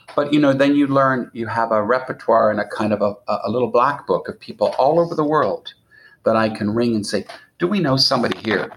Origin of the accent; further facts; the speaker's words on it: Montreal, Quebec, Canada; moved away; I did go to where I grew up in Montreal.